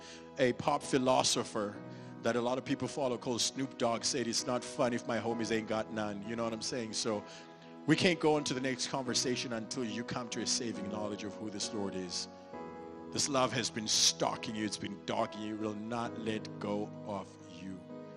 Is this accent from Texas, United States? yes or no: yes; Dallas, Texas, United States; I don't do this to be creepy or because I'm from Dallas